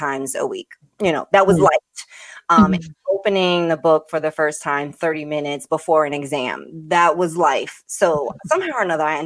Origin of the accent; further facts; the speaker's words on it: New York City, New York, United States; moved away as an adult; now in Connecticut, United States; I was born and raised in Brooklyn